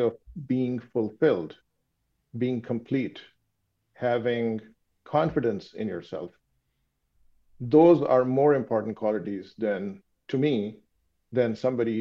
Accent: Pakistan; first language Urdu; English is a second language; moved away; being from Pakistan, my native language is Urdu

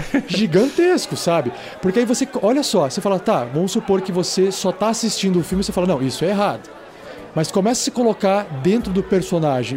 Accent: São Paulo, Brazil; now in Curitiba, Brazil; Eu mesmo não sou de Curitiba, sou de São Paulo

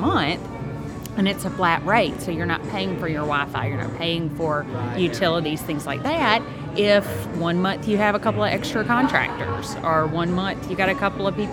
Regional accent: Alabama, United States; moved away as an adult; also born or lived in Richmond, Virginia; now in Rock Hill, United States; From Alabama originally, went to Auburn University, War Eagle, then moved up

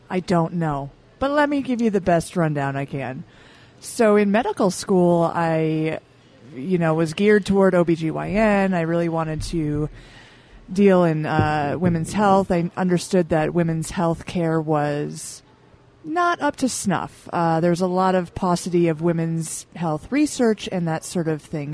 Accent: Michigan, United States; now in Utah, United States; Mainly from Michigan

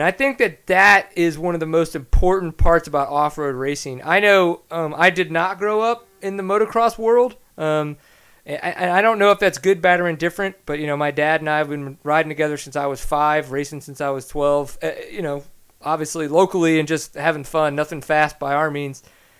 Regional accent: Texas, United States; I'm obviously a Texan.

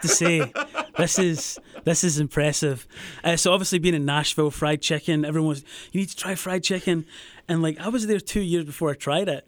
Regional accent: Scotland, United Kingdom; moved away as an adult; also born or lived in Los Angeles; I'm from Scotland, from a, a wee town just outside Glasgow, the west coast of Scotland.

